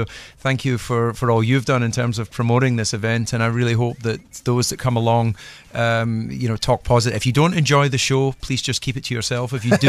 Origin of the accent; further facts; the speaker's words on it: Scotland, United Kingdom; now in Monaco; as a Scotsman